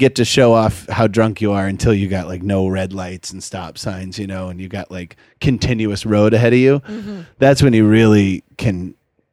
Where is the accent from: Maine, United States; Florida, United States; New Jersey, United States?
Maine, United States; Westbrook; I'm from Maine. He's like, what part? And I was like, Westbrook, right near Portland